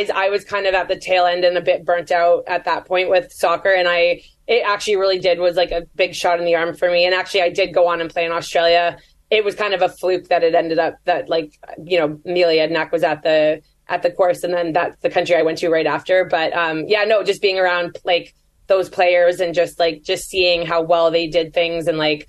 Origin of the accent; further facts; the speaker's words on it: Canada; I'm Canadian